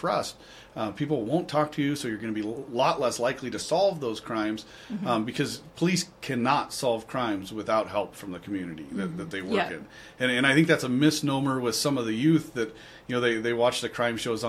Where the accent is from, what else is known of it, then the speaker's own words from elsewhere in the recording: Torrington, Wyoming, United States; moved away as an adult; also born or lived in South Dakota; now in Cheyenne, United States; growing up in Torrington, there was no club sports